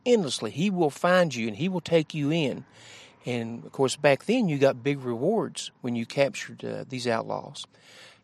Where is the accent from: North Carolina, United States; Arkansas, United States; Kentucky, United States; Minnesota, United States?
Kentucky, United States; Jenkins; I'm from Jenkins, born in Jenkins